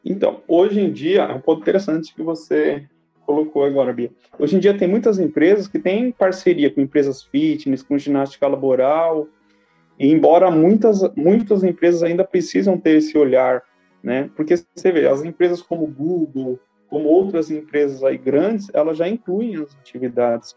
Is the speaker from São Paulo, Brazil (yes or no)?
yes; São Paulo, Brazil; sou de São Paulo